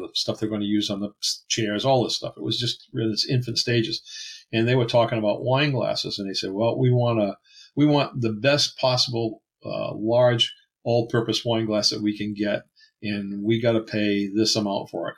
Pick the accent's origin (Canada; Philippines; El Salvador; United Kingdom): Canada; I'm French Canadian